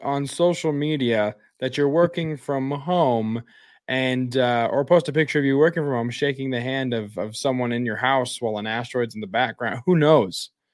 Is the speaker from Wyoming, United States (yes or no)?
yes; Wyoming, United States; my hometown in Wyoming.